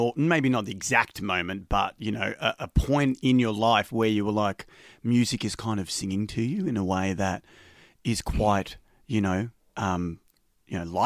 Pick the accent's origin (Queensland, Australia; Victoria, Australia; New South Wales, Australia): Victoria, Australia; Melbourne; I grew up in Greensboro, which is, you know, just burbs, you know, 40 minutes out of Melbourne